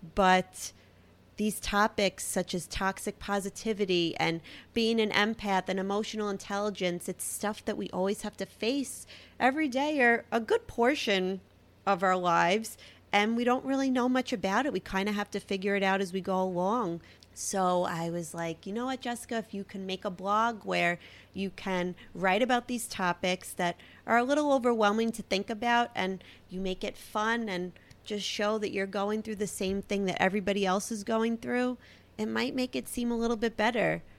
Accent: New York City, New York, United States; accent: Brooklyn; my Brooklyn accent. I mean, I can't really hear it, but I've heard it's very heavy.

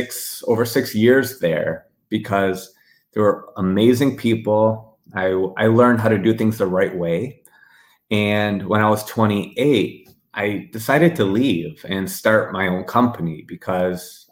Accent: Frankfort, Illinois, United States; also born or lived in West Virginia; I was born right outside of Chicago, and I grew up in Frankfort

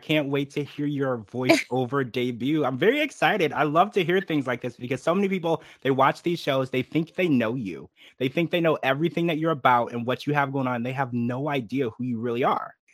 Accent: Louisiana, United States; I actually also grew up in the country. I'm from Louisiana, so I grew up in the church

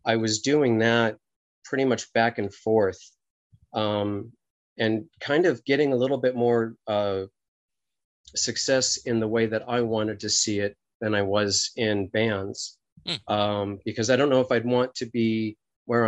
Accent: Los Angeles, California, United States; I hail from Los Angeles, California

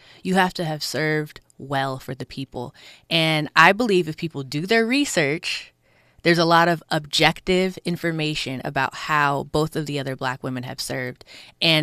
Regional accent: Willowbrook, California, United States; I'm from this district. I'm from Willowbrook. I was born in Ujima Village, which was a housing development.

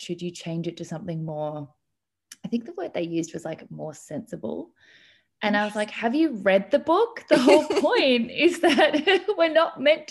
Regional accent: Melbourne, Victoria, Australia; I am from Melbourne, Australia, which is where I am now

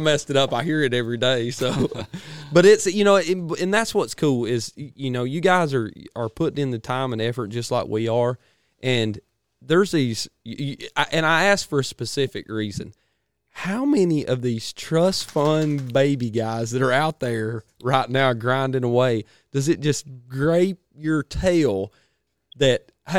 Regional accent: Georgia, United States; We're from Georgia.

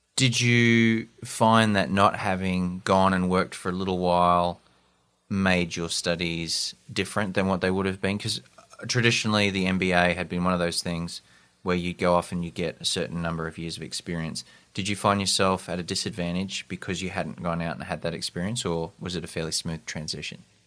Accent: Australia; moved away as an adult; also born or lived in London; I'm from Australia

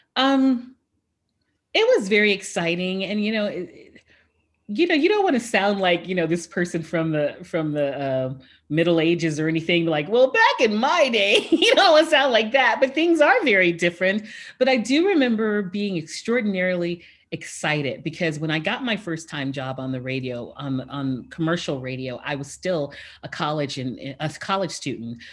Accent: Houston, Texas, United States; my hometown of Houston

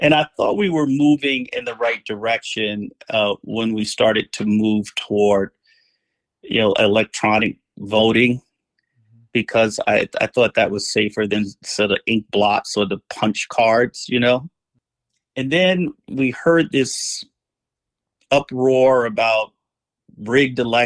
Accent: New Jersey, United States; moved away as an adult; now in Los Angeles, United States; I came out here from New Jersey in 1994 to attend law school at UCLA. And my plan was I was going to return home.

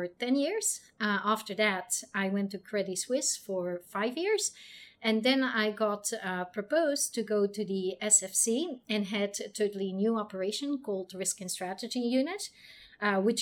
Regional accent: Belgium; moved away as an adult; also born or lived in Chicago, United States / New York, United States; now in Hong Kong; I'm originally from Belgium

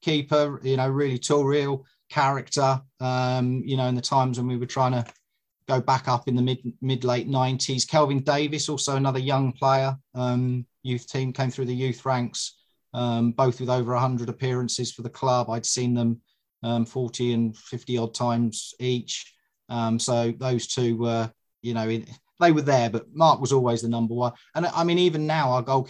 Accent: Suffolk, East of England, United Kingdom; also born or lived in Dorset; I was born in Dorset and lived in Suffolk for most of my life

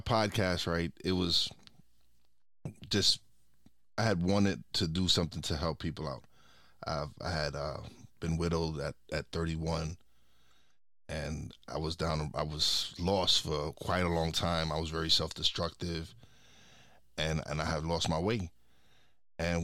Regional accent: New York City, New York, United States; I was born and raised in Brooklyn

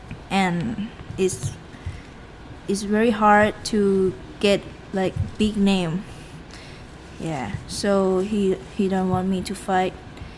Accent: Bangkok, Thailand; English is a second language; I grew up in Bangkok.

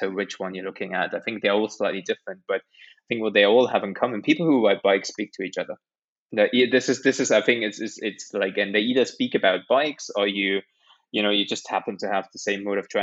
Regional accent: Germany; now in United Kingdom; I grew up in Germany

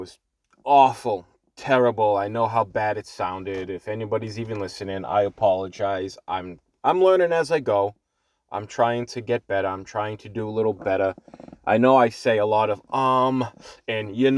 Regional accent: Boston, Massachusetts, United States; accent: Boston; my whole life I'm from Boston, from Massachusetts, so the Boston accent is normal to us

